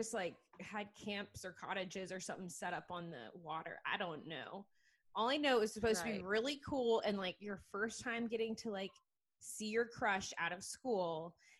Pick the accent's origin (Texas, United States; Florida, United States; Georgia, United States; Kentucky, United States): Georgia, United States; You guys know I'm from Georgia.